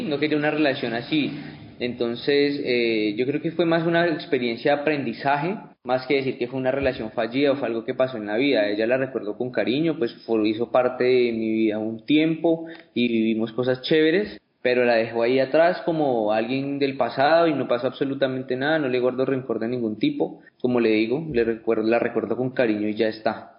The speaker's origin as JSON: {"language": "Spanish", "town": "Pitalito", "region": "Huila", "country": "Colombia", "said": "soy de Pitalito"}